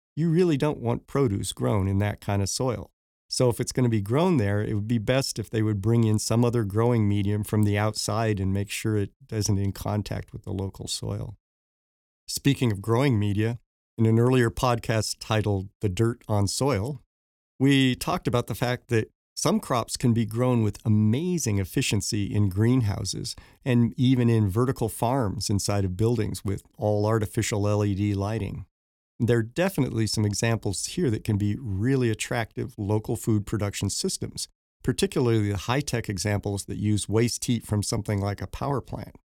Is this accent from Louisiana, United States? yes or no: no; Denver, Colorado, United States; growing up in Denver